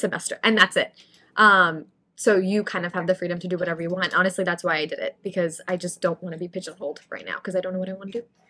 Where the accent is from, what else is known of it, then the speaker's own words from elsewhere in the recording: India; now in New York, United States; I grew up in India, so having a South Asian community is really important to me